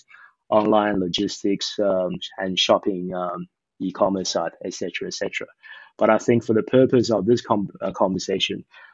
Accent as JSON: {"language": "English", "country": "Eswatini", "tie": "born or raised there", "also_born_or_lived": "Taiwan / Australia", "moved": "yes", "lives_now": "Shanghai, China", "said": "I actually grew up in Eswatini"}